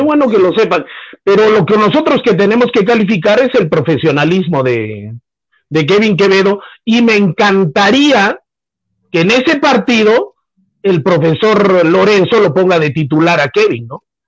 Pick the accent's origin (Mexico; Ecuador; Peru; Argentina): Peru; como peruano